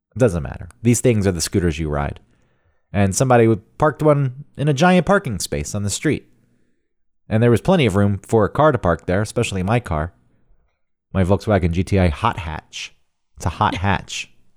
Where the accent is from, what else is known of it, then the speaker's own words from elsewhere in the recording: the South, United States; growing up in the South